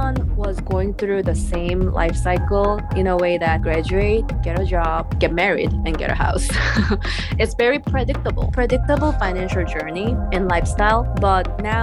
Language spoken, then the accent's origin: English; Seoul, South Korea; English is a second language; moved away as an adult; now in United States; I'm originally from Seoul, South Korea, and I came here for schools, and my parents didn't come here with me